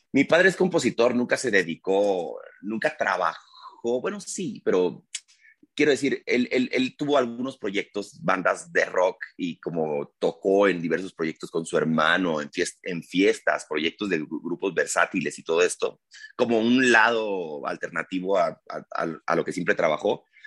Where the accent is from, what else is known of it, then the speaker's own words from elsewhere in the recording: Culiacán, Sinaloa, Mexico; moved away as an adult; also born or lived in Mexico City; Cuando llegué en el 2001, siendo de Culiacán, que es además como Sinaloa